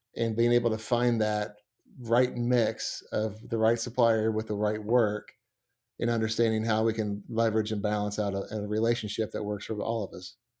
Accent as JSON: {"language": "English", "town": "Montgomery", "region": "West Virginia", "country": "United States", "tie": "born or raised there", "said": "growing up around Montgomery, West Virginia."}